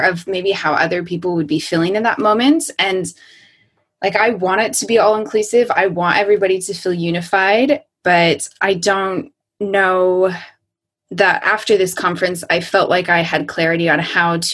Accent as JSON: {"language": "English", "country": "United States", "moved": "yes", "said": "I'm still an American who's living outside of the US"}